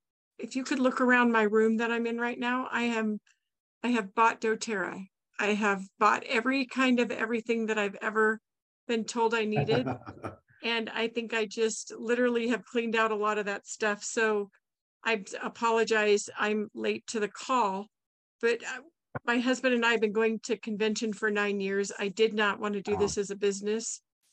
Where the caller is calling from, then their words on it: Dayton, Nevada, United States; I'm from Nevada, Carson City, actually Dayton, east of Carson City, Nevada.